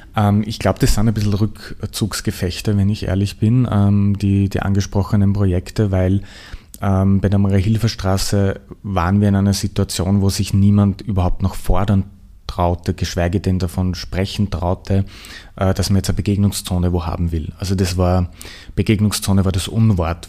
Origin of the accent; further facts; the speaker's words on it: southern Lower Austria, Austria; moved away as an adult; now in Vienna, Austria; ich bin in Niederösterreich aufgewachsen, südliches Niederösterreich